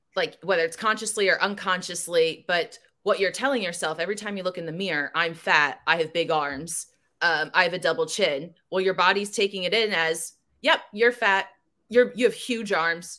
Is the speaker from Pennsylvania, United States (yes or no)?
no; New Jersey, United States; I grew up in Jersey.